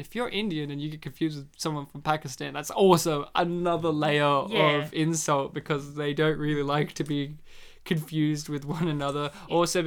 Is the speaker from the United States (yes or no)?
no; Poland; As someone who is Polish